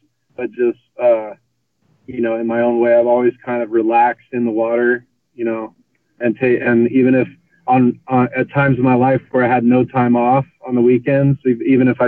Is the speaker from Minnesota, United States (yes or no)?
no; Corpus Christi, Texas, United States; also born or lived in Longview, Texas / South Padre Island, Texas; I quickly moved to Corpus Christi, Texas, so down on North Padre Island, in very south of Texas